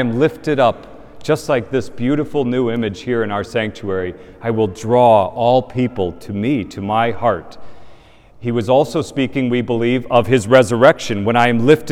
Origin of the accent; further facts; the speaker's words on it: Indiana, United States; moved away; in my parish where I grew up in Indiana